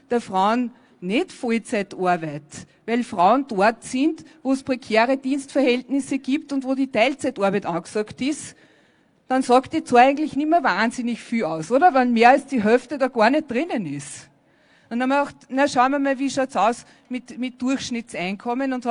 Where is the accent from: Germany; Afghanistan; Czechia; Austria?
Afghanistan; ich komme aus Afghanistan.